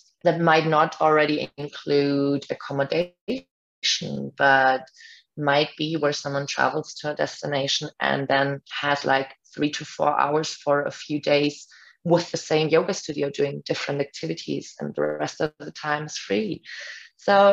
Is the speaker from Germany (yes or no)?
yes; Germany; first language German; English is a second language; now in Puerto Escondido, Mexico; I come from Germany.